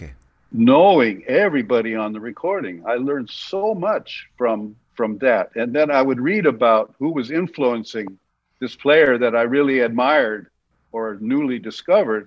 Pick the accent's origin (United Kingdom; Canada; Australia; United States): United States; San Francisco, California; also born or lived in Los Angeles; now in New York, United States; I grew up in San Francisco in the 60s.